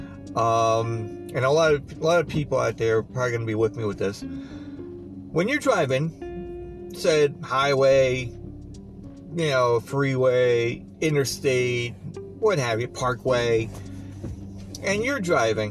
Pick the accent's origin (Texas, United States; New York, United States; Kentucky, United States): New York, United States; Long Island; moved away; also born or lived in Pennsylvania; now I'm back in Long Island for, you know, 7-8 years now, you know, even though I'm originally from Long Island